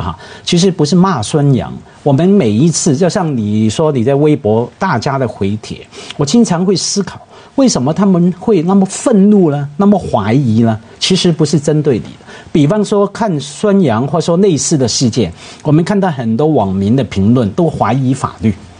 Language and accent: Chinese; Hong Kong; 我是香港人啊，我对枪声多敏感啊，我们从小看警匪片长大